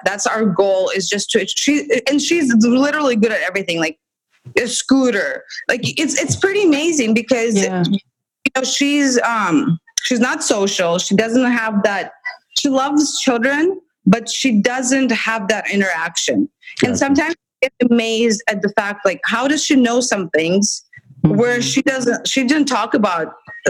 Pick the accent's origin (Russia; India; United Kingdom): Russia; moved away as an adult; now in United States; But we come from Russia, where I worked in a special education school that she went to, and it's horrible.